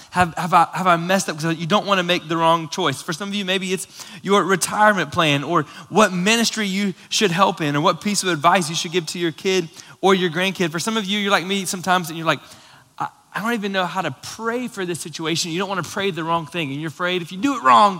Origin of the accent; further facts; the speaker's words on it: Florida, United States; moved away; Lauren and I grew up both in Florida